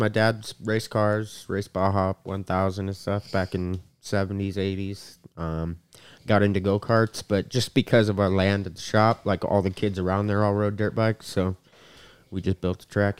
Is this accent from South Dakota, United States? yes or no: yes; Rapid City, South Dakota, United States; also born or lived in Deadwood, South Dakota / Lead, South Dakota; I am born and raised in Deadwood, South Dakota, but grew up in Rapid.